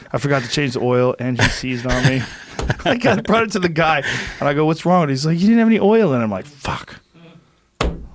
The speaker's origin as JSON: {"language": "English", "town": "Boston", "region": "Massachusetts", "country": "United States", "tie": "born or raised there", "moved": "yes", "lives_now": "Los Angeles, United States", "said": "I grew up in Boston"}